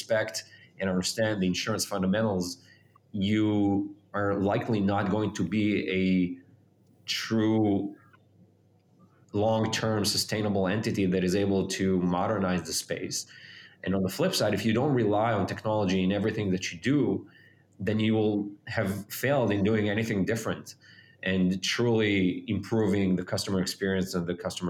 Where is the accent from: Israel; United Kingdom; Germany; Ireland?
Israel; moved away as an adult; now in United States; I was born and raised in Israel.